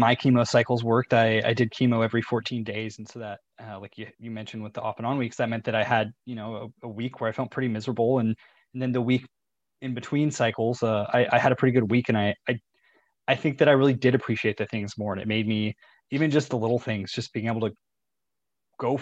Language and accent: English; Chico, California, United States; moved away as an adult; two of my best friends from growing up also lived at home at the time, lived, you know, in my hometown of Chico